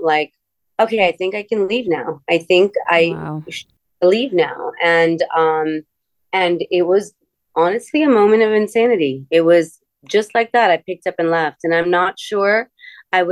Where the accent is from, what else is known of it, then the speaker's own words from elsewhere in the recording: Miami, Florida, United States; moved away as an adult; also born or lived in India; I grew up in Miami